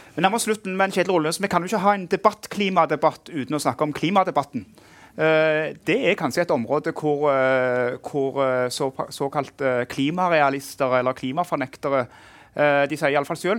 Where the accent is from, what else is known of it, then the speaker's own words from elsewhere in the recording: Norway; vi norske redaktører